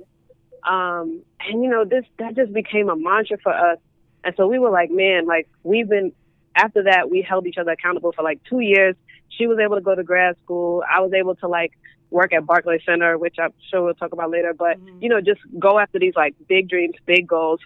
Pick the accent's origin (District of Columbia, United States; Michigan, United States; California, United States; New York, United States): New York, United States; New York City; I'm from Brooklyn